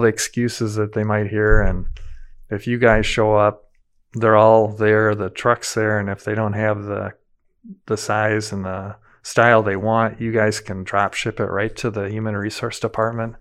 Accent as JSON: {"language": "English", "town": "Madison", "region": "Wisconsin", "country": "United States", "tie": "born or raised there", "said": "as a kid, growing up in Madison, a lot of the kids I grew up with, their dads worked for Asker Meyer."}